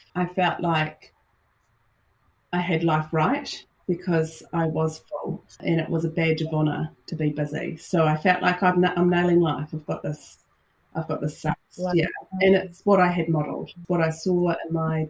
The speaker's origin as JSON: {"language": "English", "country": "New Zealand", "tie": "born or raised there", "said": "I'm Kiwi, based in New Zealand, live in New Zealand, born and bred"}